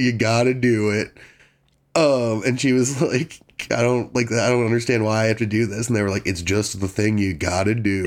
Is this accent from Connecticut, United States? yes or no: no; Washington, District of Columbia, United States; moved away; I'm from D C